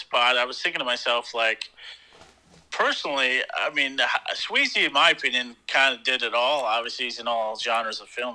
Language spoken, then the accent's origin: English; upstate New York, United States; now in Pennsylvania, United States; living down here in PA now, every time I tell someone I'm from New York